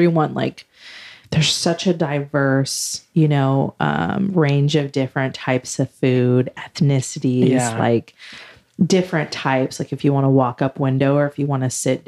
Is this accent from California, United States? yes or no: yes; Central Valley, California, United States; we're from the Central Valley